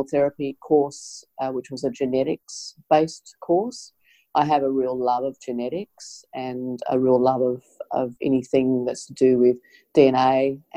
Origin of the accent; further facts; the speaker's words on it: Adelaide, South Australia, Australia; I'm originally from Adelaide